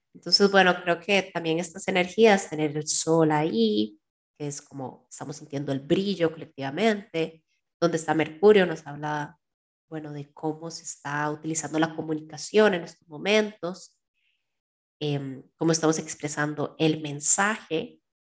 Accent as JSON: {"language": "Spanish", "country": "Costa Rica"}